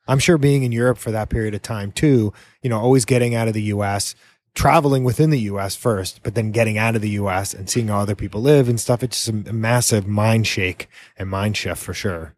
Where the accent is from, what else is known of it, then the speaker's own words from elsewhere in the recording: New England, United States; now in Key West, United States; I'm from New England originally